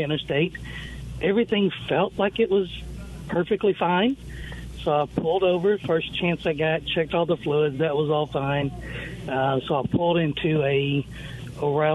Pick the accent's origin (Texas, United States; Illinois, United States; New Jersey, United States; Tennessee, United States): Tennessee, United States; Nashville; I'm actually from Nashville, Tennessee.